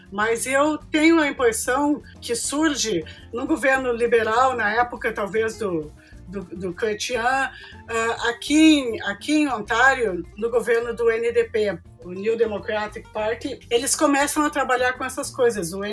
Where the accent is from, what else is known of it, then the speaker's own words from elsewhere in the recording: Brazil; moved away as an adult; now in Toronto, Canada; Quando eu era jovem no Brasil